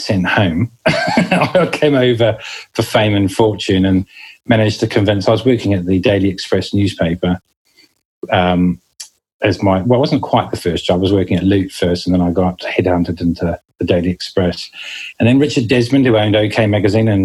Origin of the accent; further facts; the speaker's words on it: New Zealand; moved away as an adult; now in United Kingdom; you can probably notice the accent. I do come from New Zealand originally, and I landed in this country in 1999 and never looked back.